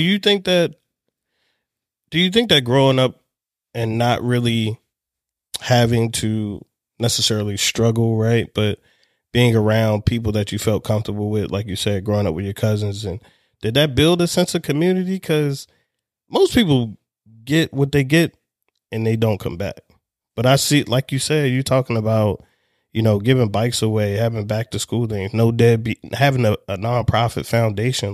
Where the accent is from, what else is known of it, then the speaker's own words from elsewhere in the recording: Baltimore, Maryland, United States; I'm from Baltimore